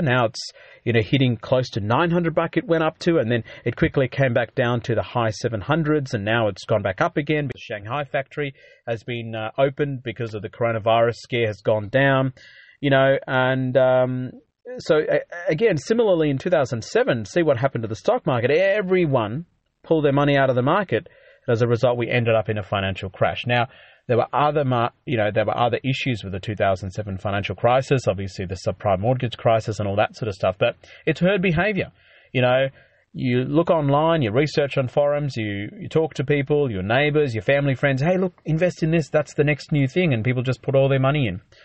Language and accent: English; Australia; being an Aussie